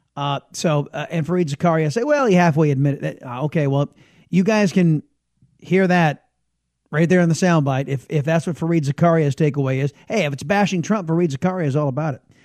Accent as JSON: {"language": "English", "town": "San Diego", "region": "California", "country": "United States", "moved": "yes", "lives_now": "Texas, United States", "said": "I am originally a Californian and San Diego, Californian"}